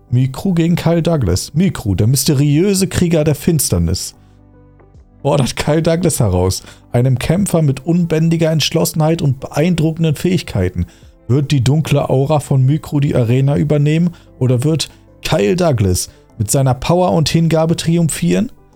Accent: Dormagen, North Rhine-Westphalia, Germany; now in Wuppertal, Germany; Aber ich komme ja ursprünglich aus dem Rheinland. Okay, aus einer Nachbarstadt von Köln

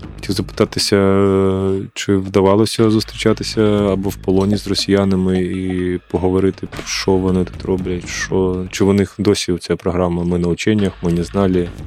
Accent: Kharkiv, Kharkiv Oblast, Ukraine; я сам з Харкова

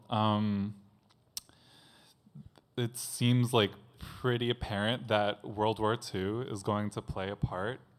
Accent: Boston, Massachusetts, United States; I'm from Boston.

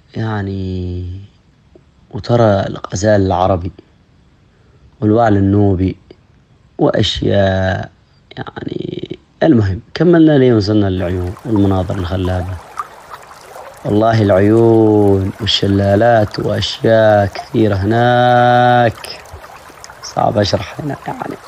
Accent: Dhofar, Oman; accent: Jebbali; نحن في جنوب السلطنة نتحدث لهجة أخرى وهي الجبالية

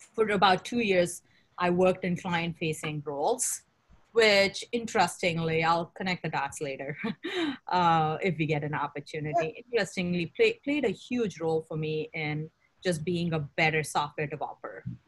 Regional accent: India; moved away as an adult; now in United States; I grew up in India

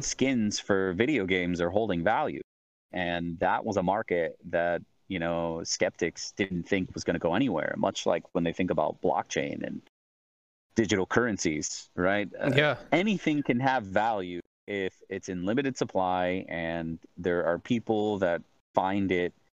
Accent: Central New York, United States; moved away as an adult; also born or lived in Southern California; I was born in Southern California. Uh, I lived there for about three years with my parents, and then they split, moved to Central New York for you know uh, all through elementary, middle, high school.

